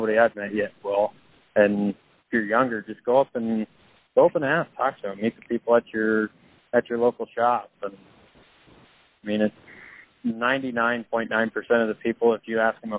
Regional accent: Iowa, United States; growing up in Iowa

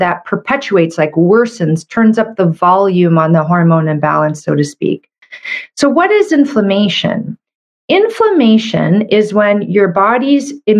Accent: Canada; I'm a Canadian medical doctor

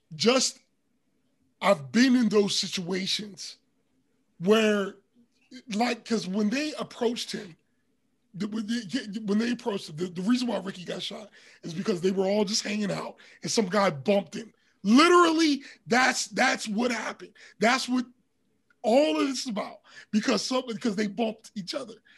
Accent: Pittsburgh, Pennsylvania, United States; growing up in Pittsburgh, especially around that time

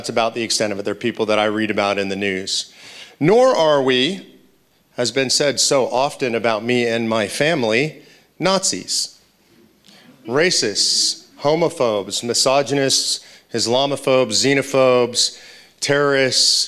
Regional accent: Los Angeles, California, United States; moved away as an adult; also born or lived in Grass Valley, California; now in Texas, United States; I grew up in Los Angeles, California

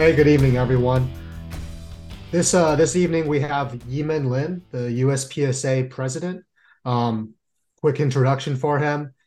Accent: San Jose, California, United States; moved away; I'm originally from San Jose.

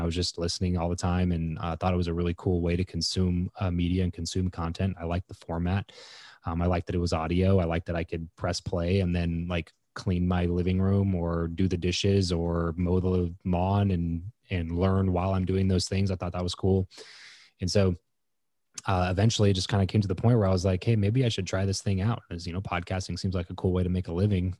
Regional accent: Lancaster, California, United States; moved away as an adult; also born or lived in Fresno; now in Las Vegas, United States; I grew up in Southern California, so about three and a half hours or so from where I live now, um, in a city called Lancaster

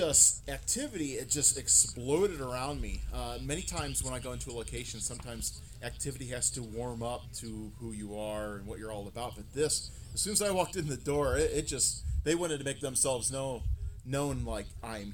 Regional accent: Toledo, Ohio, United States; growing up in Toledo

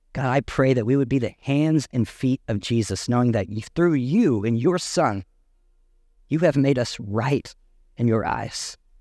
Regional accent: Canadian County, Oklahoma, United States; I was born and raised in Canadian County

